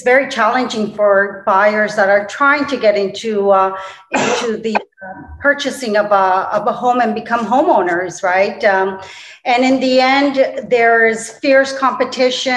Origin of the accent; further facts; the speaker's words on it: Toronto, Ontario, Canada; moved away; also born or lived in Colombia; I was born originally in Colombia, South America. I grew up in Toronto, Canada